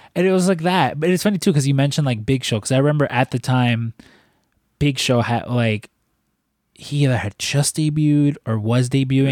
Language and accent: English; Chicago, Illinois, United States; accent: Chicago; I'm from Chicago